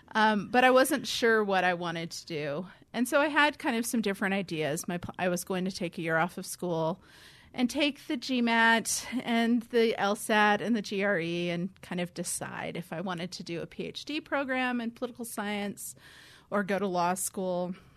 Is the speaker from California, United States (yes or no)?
yes; California, United States; moved away; I grew up in California, where seminary was a calling